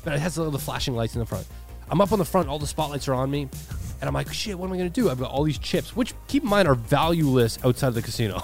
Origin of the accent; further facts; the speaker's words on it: Toronto, Ontario, Canada; I'm a guy from Toronto.